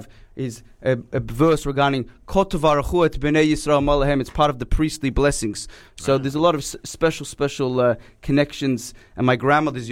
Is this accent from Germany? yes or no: no; Melbourne, Victoria, Australia; moved away as an adult; also born or lived in New York; I've born and raised in Melbourne